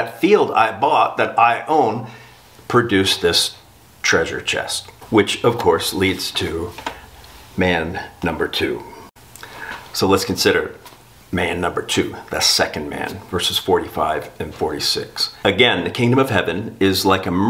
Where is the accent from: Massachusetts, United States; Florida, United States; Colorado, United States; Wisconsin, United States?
Florida, United States; South; I grew up in South Florida